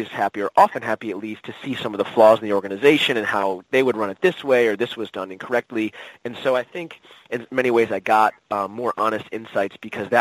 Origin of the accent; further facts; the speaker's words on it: United States; as an American